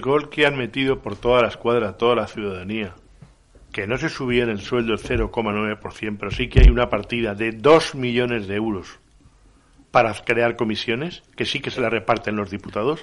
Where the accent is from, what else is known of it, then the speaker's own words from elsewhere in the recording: Valencian Community, Spain; soy valenciano, soy valenciano parlante